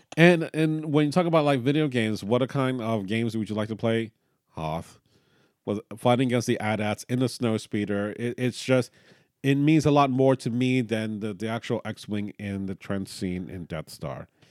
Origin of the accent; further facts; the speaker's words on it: Miami, Florida, United States; we're from Miami